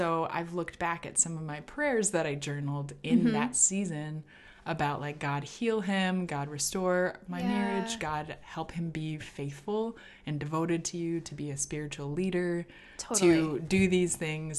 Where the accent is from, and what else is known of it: Minnesota, United States; born or raised there; moved away as an adult; also born or lived in Texas